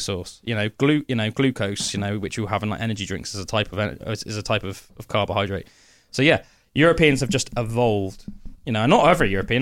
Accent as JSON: {"language": "English", "area": "Somerset", "region": "South West England", "country": "United Kingdom", "said": "my little Somerset brain"}